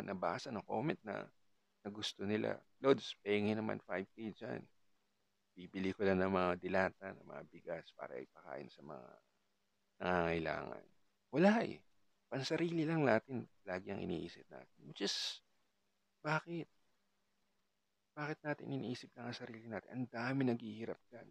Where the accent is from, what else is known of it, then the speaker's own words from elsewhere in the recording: Calabarzon, Philippines; I'm from I'm from Cavite.